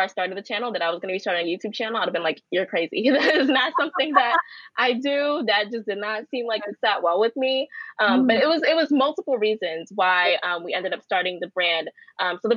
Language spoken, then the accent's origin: English; New York City, New York, United States; I grew up in Crown Heights